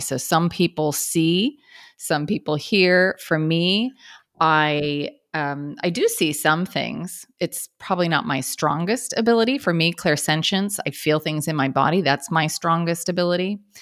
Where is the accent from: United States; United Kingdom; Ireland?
United States; Kansas; I grew up in Kansas